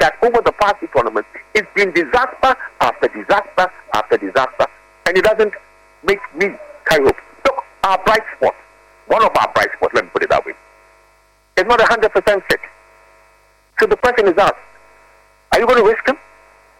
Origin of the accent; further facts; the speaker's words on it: Ghana; as a Ghanaian